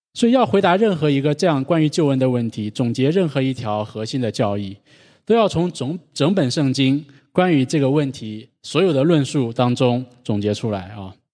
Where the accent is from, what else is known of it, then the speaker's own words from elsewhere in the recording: China; moved away; 我们在国内长大，从小就是在这样那样的榜样当中长大的